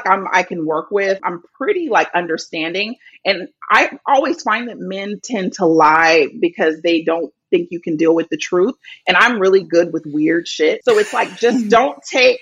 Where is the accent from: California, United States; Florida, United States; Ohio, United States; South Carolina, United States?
California, United States; Bay Area; now in Los Angeles, United States; I grew up in the Bay Area